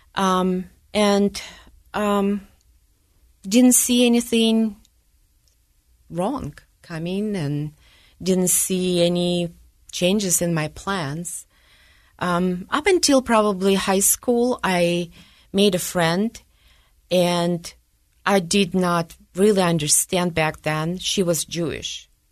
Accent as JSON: {"language": "English", "town": "Donetsk", "region": "Donetsk Oblast", "country": "Ukraine", "tie": "born or raised there", "second_language": "English", "moved": "yes", "lives_now": "Utah, United States", "said": "I grew up in the Ukraine, in Donetsk"}